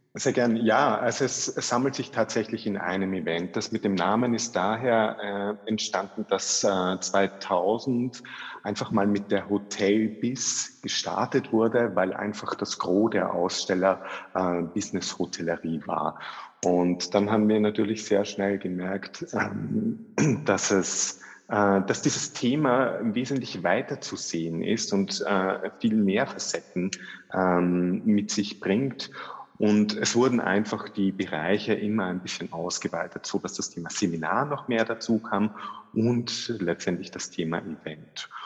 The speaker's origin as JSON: {"language": "German", "country": "Austria", "also_born_or_lived": "Vienna", "said": "bei uns in Österreich"}